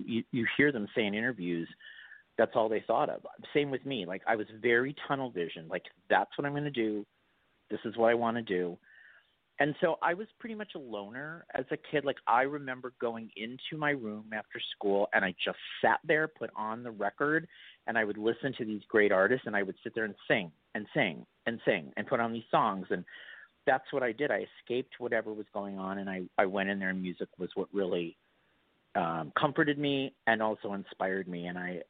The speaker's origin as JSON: {"language": "English", "town": "Milwaukee", "region": "Wisconsin", "country": "United States", "tie": "born or raised there", "moved": "yes", "lives_now": "Los Angeles, United States", "said": "I grew up in Milwaukee, Wisconsin. I am from the Midwest."}